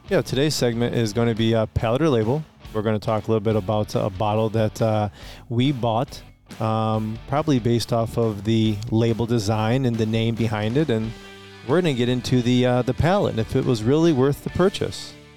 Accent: Romeo, Michigan, United States; we're from Romeo, Michigan

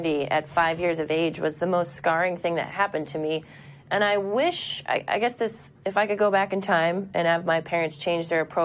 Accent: Kansas City, United States; now in Chicago, United States; I grew up in Kansas City and then moved to Chicago

